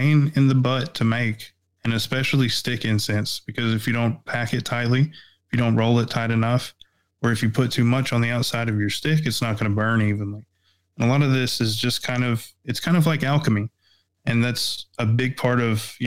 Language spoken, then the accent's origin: English; East Tennessee, United States; I was born and raised in East Tennessee